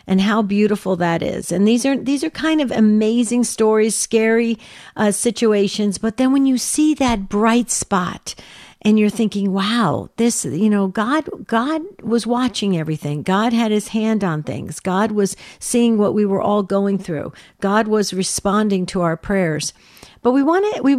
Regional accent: northern New Jersey, United States; moved away; I grew up in New Jersey

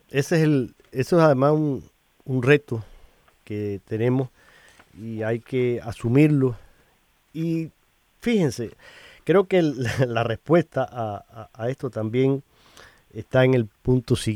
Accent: Cuba; now in United States; ahora tú y yo somos inmigrantes y vivimos aquí en Estados Unidos y tú vienes de Colombia, yo vengo de Cuba

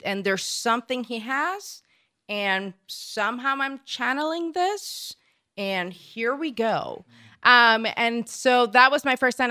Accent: Puerto Rico; now in United States; I'm originally from Puerto Rico

